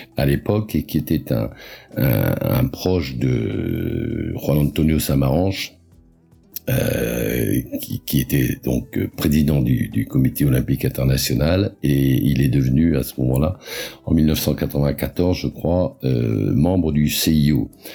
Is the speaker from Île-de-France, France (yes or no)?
no; Pas-de-Calais, Hauts-de-France, France; je suis né en 1950 dans le Pas-de-Calais